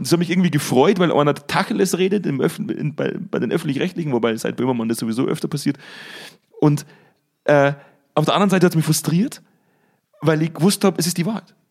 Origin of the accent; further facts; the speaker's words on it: Bavaria, Germany; accent: Bavarian; now in North Rhine-Westphalia, Germany; Die meiste Zeit lebe ich ja eigentlich in, in, in Nordrhein-Westfalen. Das ist mir nicht erlaubt, dass ich meinen bayerischen Dialekt rauslasse